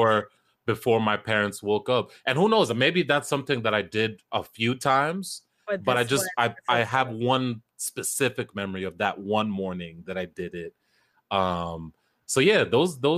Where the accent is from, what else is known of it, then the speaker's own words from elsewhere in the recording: New Jersey, United States; it still made its way to my airwaves in Jersey, 101.9